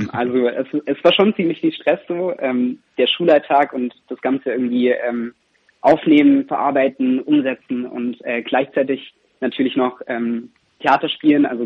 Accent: Reutlingen, Baden-Württemberg, Germany; Ich komme ich komm, äh, aus Reutlingen ganz genau, ah. also da die Gegend. Genau. Und äh, von daher, ich kann Schwäbisch, aber es ist sehr eingerostet.

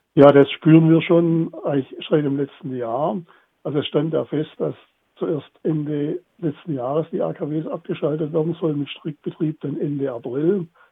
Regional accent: Baden-Württemberg, Germany; bei uns in Baden-Württemberg

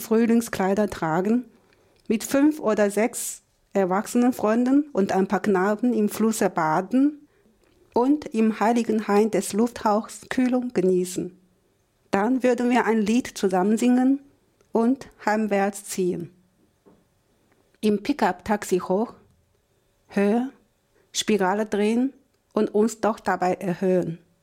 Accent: China; Als Chinesin

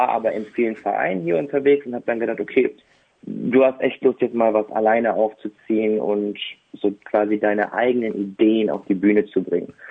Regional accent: Bottrop, North Rhine-Westphalia, Germany; habe ähm, seit meiner Geburt in Bottrop gelebt und dann habe ich hier zwei Stücke selber inszeniert, in meiner Heimatstadt dann auch aufgeführt.

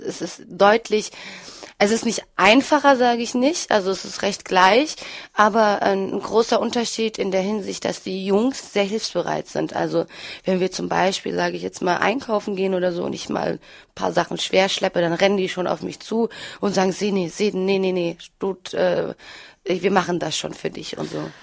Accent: Freiburg, Baden-Württemberg, Germany; also born or lived in Turkey; now in Wuppertal, Germany; ich bin ähm, hier in Deutschland aufgewachsen

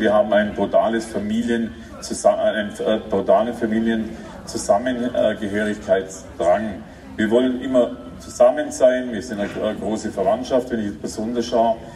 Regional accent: Ichenhausen, Bavaria, Germany; von Ichenhausen sind da, von meinem Geburtsort

